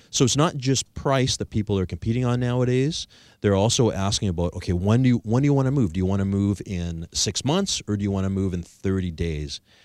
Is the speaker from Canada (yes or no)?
yes; Victoria, British Columbia, Canada; I'm from Victoria, British Columbia